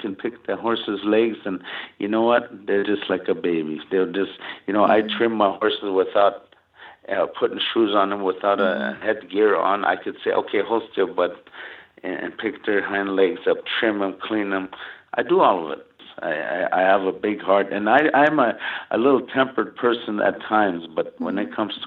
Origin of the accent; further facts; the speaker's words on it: United States; grew up in a tough reservation